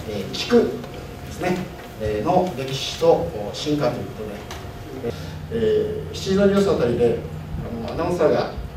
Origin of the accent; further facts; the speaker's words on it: Yamagata, Japan; 私もですね山形出身なんですが